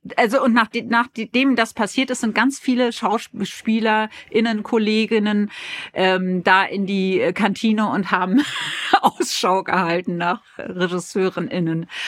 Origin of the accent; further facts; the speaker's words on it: Berlin, Germany; accent: Berlin; moved away; also born or lived in Hamburg; als Berlinerin